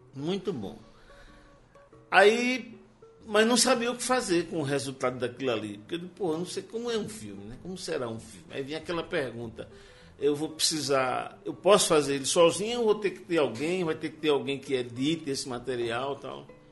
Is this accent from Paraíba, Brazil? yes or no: yes; João Pessoa, Paraíba, Brazil; eu já vivi 63 anos em João Pessoa